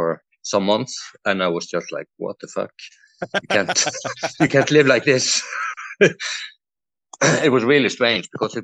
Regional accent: Norway; I am a skydiver from Norway

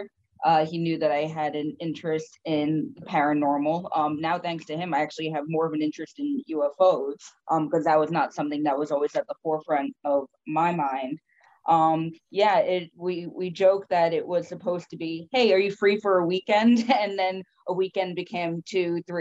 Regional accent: Stony Point, New York, United States; I grew up in the Hudson Valley. I grew up in Stony Point

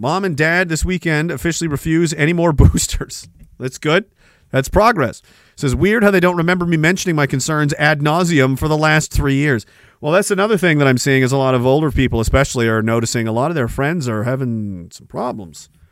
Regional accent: Canada; we get back to Canada

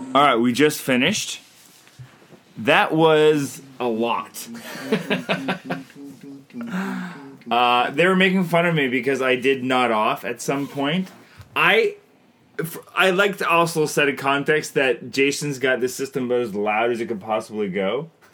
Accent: Canada; I'm Canadian filmmaker

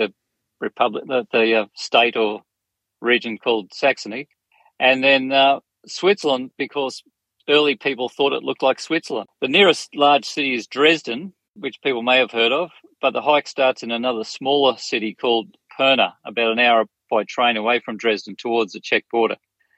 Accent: Australia; As an Australian

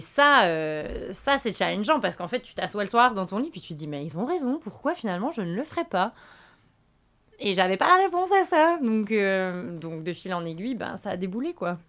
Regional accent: Bourgogne-Franche-Comté, France; moved away as an adult; now in Quebec, Canada; je viens de la Franche-Comté, donc qui est une petite région entre la Bourgogne et l'Alsace.

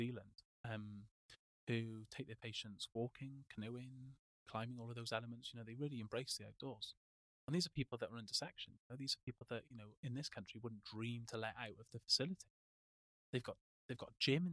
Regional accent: Wales, United Kingdom; moved away; I'm Welsh

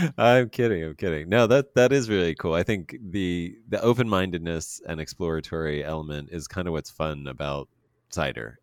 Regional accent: Pennsylvania, United States; we don't do grapes very well in Pennsylvania

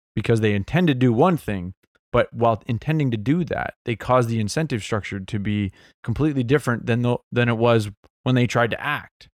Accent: Mississauga, Ontario, Canada; I grew up in Mississauga, so Saga City

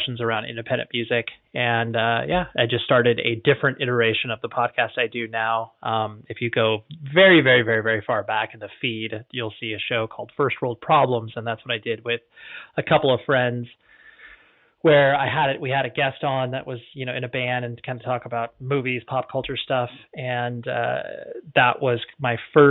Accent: Orange County, Southern California, United States; also born or lived in Las Vegas, Nevada; I've just always like Southern California, in particular the Orange County area. That's where I've cut my teeth and that's where I still live

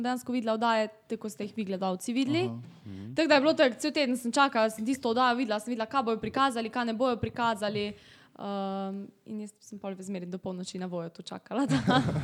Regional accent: Velenje, Slovenia; prihajam iz Velenja

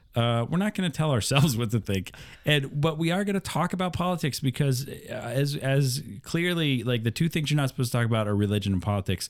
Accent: Iowa, United States; growing up in Midwest Iowa

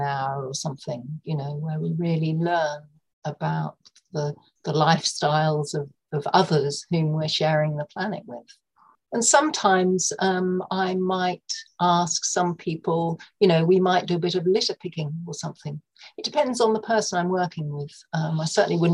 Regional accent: North Norfolk, East of England, United Kingdom; moved away; also born or lived in London; I grew up in North Norfolk with a deep connection to the sea

